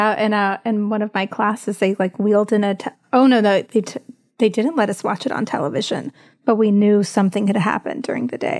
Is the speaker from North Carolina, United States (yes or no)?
yes; Greensboro, North Carolina, United States; also born or lived in Tuscaloosa, Alabama; raised in North Carolina